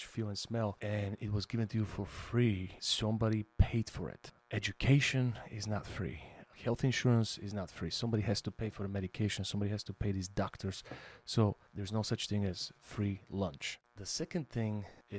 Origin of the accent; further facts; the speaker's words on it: Bulgaria; now in United States; I immigrated from Bulgaria